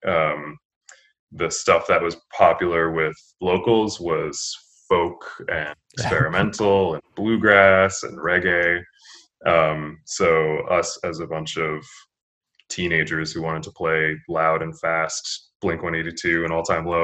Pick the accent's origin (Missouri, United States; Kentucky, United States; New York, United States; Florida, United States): New York, United States; Lansing; I grew up in Lansing, a suburb of Ithaca, New York